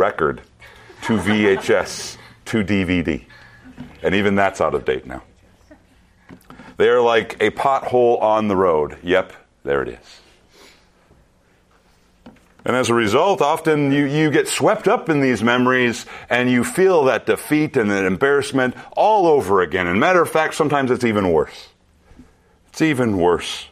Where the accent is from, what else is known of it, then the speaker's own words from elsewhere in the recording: central Minnesota, United States; moved away; I returned to my hometown in central Minnesota.